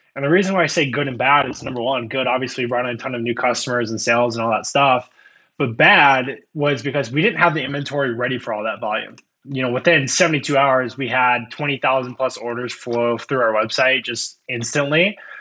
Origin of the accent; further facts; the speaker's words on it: Iowa, United States; I usually say Iowa, and nine out of ten times, it's like, "What in the world are you in Iowa?" Um, I was born and raised here.